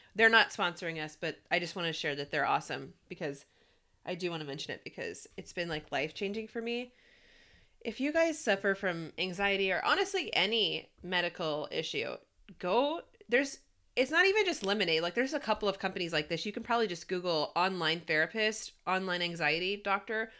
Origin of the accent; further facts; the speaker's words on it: the South, United States; I am born and raised in the South